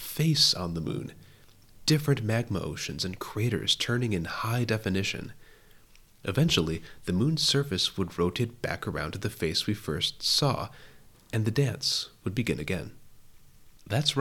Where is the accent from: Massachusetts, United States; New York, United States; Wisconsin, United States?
Wisconsin, United States; As a child growing up in Wisconsin, America's Dairyland